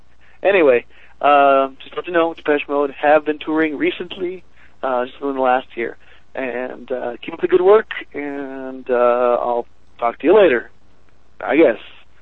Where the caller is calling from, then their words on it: Four Corners area, United States; I'm calling you from the Four Corners area